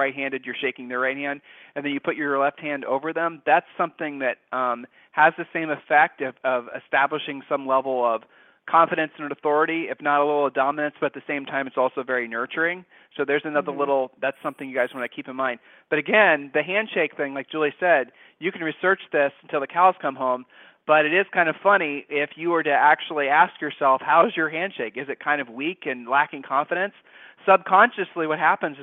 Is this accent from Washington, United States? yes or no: no; Ohio, United States; we're from Ohio